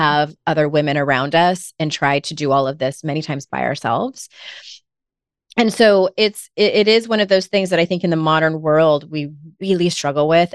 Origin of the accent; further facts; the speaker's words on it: San Diego, California, United States; moved away as an adult; now in North Carolina, United States; I'm originally from San Diego, was there for thirty-six years